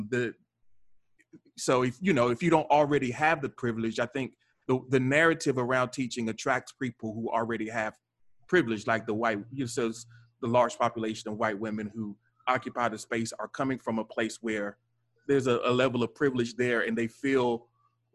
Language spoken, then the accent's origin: English; North Carolina, United States; now in Baltimore, United States; I'm not from Baltimore. I grew up in North Carolina